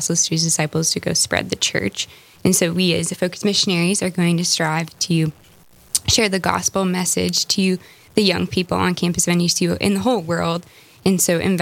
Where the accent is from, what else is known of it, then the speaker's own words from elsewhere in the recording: New Rockford, North Dakota, United States; also born or lived in Flagstaff, Arizona; from a farm in New Rockford, North Dakota